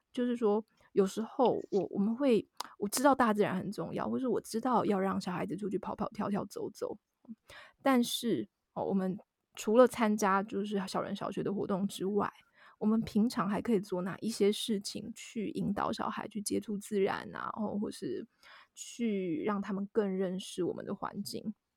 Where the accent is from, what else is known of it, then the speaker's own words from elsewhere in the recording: southern Taiwan, Taiwan; moved away; 我是南部人